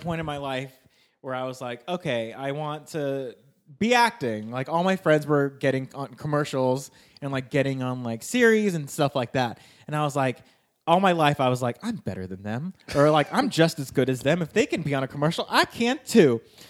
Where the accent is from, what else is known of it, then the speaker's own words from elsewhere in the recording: Sacramento, California, United States; moved away as an adult; now in Los Angeles, United States; I grew up in Sacramento where like, I just never learned Spanish.